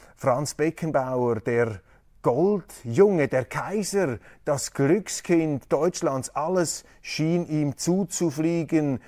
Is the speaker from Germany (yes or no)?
no; Switzerland; als Schweizer